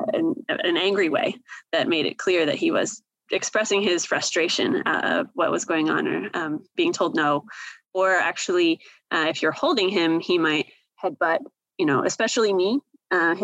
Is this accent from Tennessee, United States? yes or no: no; Seattle, Washington, United States; I am originally from the Seattle area.